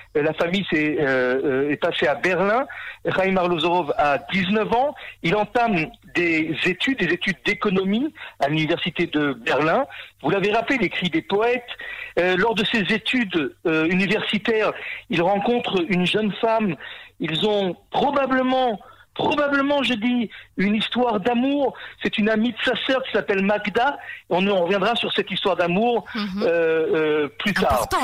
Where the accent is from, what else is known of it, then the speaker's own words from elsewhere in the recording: Israel; chez nous en Israël